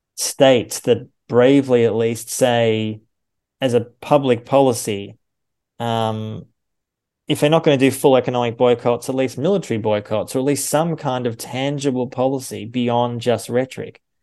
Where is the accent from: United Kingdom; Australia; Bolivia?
Australia; now in Germany; I'm an Australian and a German citizen